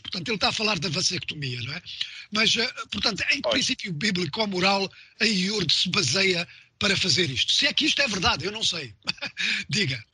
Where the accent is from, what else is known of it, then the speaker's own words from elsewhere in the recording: Mozambique; em Moçambique, uh, de onde eu sou